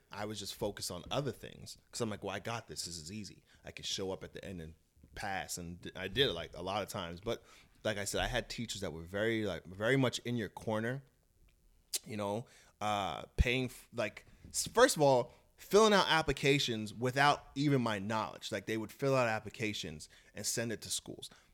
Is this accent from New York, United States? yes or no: yes; Brentwood, New York, United States; moved away as an adult; also born or lived in Alaska / Jamaica, Queens; now in Los Angeles, United States; I grew up in, uh, Brentwood, Long Island, and, uh, a little bit in Jamaica, Queens